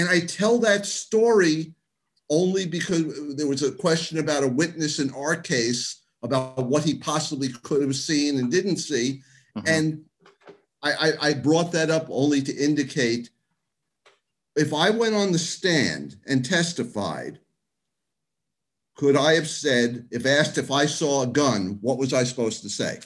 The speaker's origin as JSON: {"language": "English", "town": "New York City", "region": "New York", "country": "United States", "tie": "born or raised there", "said": "grew up in Queens until I was 13. That was 1969"}